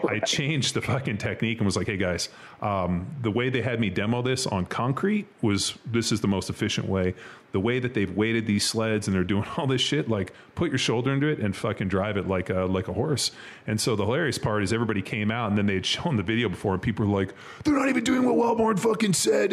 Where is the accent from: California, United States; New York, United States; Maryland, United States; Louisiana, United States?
California, United States; Southern; also born or lived in Kansas City; I grew up in Southern California. Like I grew up swimming in the ocean